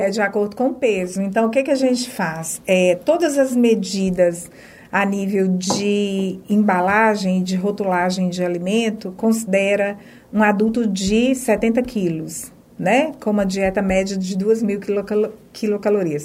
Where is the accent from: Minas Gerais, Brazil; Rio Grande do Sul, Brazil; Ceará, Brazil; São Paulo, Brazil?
Minas Gerais, Brazil; moved away as an adult; now in Feira de Santana, Brazil; Sou de Minas, né? É, sou mineira, na realidade hoje eu sou baianeira